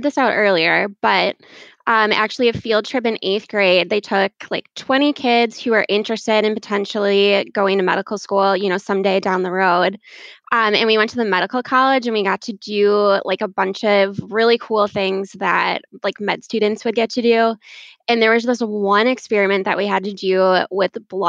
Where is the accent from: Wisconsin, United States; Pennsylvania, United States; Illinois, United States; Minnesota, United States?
Wisconsin, United States; Brookfield; I grew up in a suburb of Milwaukee, Brookfield